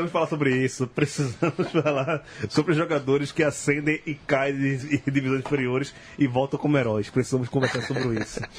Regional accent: Bahia, Brazil; Tá aqui elogiando nosso sotaque. Ele que também é da Bahia

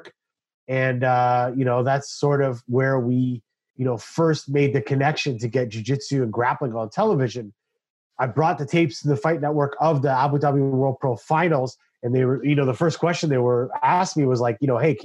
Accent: Canada; I'm a Canadian

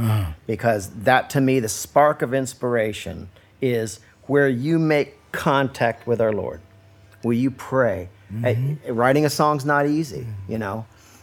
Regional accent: California, United States; But there again, we're from California, and you're outside looking in.

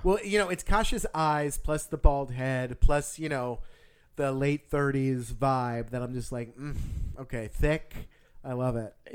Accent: New Jersey, United States; I'm from New Jersey

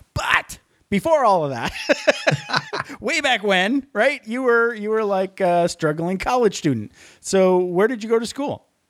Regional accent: Upper Peninsula, Michigan, United States; moved away; I'm from the, uh, Upper Peninsula

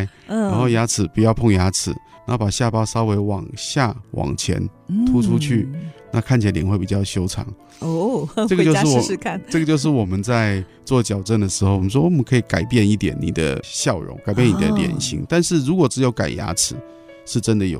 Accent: Taiwan; 但是在我们台湾人、华人来讲，就是蛮高的。

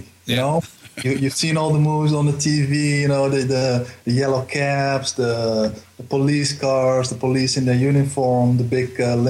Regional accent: Amsterdam, North Holland, Netherlands; also born or lived in Paramaribo, Suriname / United States; now in Zoetermeer, Netherlands; Amsterdam, I grew up there. That's my home city.

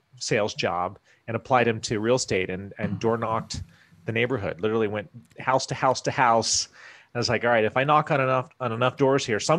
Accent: Iowa, United States; moved away as an adult; also born or lived in Wyoming / Washington, D.C. area; I was born in Wyoming, grew up in Iowa

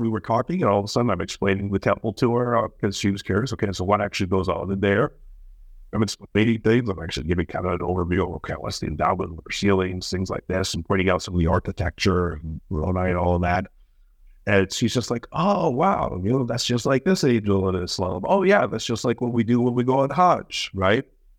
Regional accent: Colorado, United States; moved away as an adult; I grew up in Colorado from when I was 10 to when I went off to Hawaii. And so, you know, it was typical sort of suburban, worn out West.

